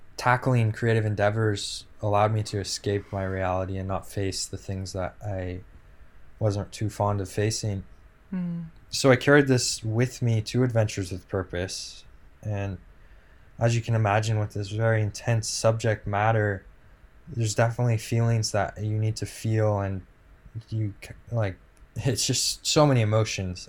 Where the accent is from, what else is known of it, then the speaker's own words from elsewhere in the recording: West Coast, United States; growing up on the West Coast